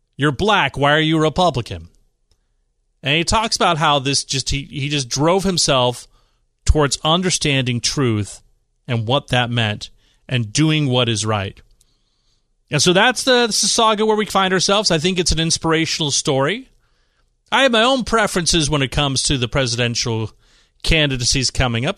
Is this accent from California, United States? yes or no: yes; East Bay, San Francisco Bay Area, California, United States; moved away as an adult; also born or lived in Washington, D.C. / Utah; now in San Diego, United States; I grew up in the East Bay in San Francisco